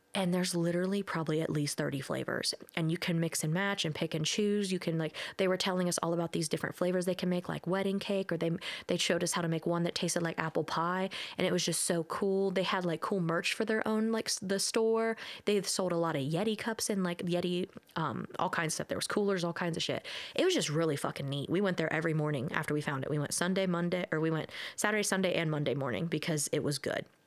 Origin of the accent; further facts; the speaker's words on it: Ohio, United States; we're from Ohio